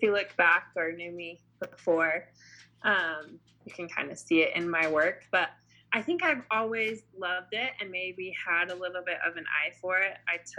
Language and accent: English; Pocatello, Idaho, United States; moved away as an adult; I am actually from Pocatello. I was born and raised there.